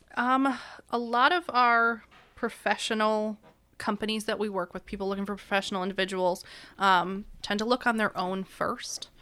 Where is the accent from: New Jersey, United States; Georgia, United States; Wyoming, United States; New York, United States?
New York, United States; Auburn; moved away as an adult; now in Erie, United States; I'm from Auburn, New York